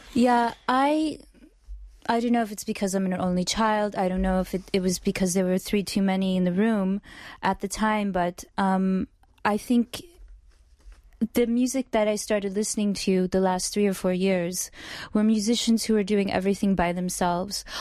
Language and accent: English; Oklahoma City, Oklahoma, United States; moved away as an adult; also born or lived in New York; I was not born in New York. I'm originally from Oklahoma.